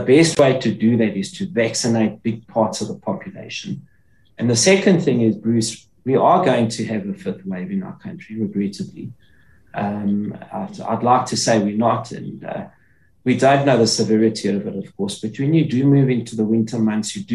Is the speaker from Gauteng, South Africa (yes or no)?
yes; Johannesburg, Gauteng, South Africa; I grew up in Orange Grove.